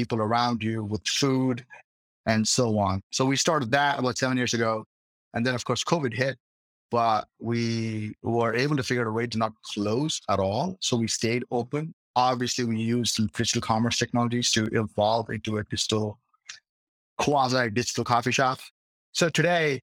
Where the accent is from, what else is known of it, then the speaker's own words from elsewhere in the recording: India; moved away as an adult; now in Boston, United States; I'm originally from India